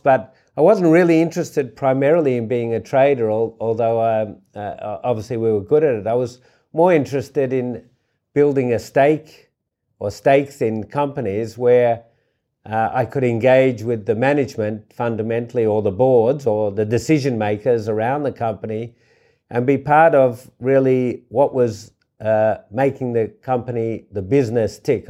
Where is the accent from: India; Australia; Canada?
Australia; also born or lived in New York; I really wanted to find an entrepreneurial environment in my hometown, uh, which I did with Richard Pratt and the Vizzy Group